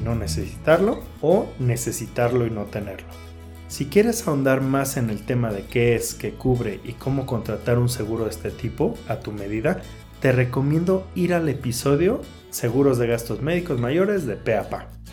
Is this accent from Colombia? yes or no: no; Mexico; como mexicanos